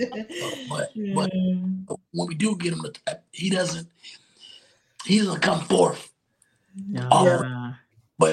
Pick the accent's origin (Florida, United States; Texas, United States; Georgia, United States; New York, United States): Georgia, United States; South; I grew up in South Georgia.